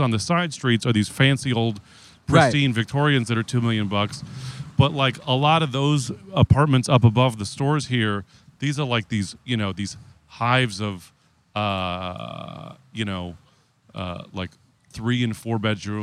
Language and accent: English; San Francisco, California, United States; you're growing up in San Francisco, for private school, I went to private high school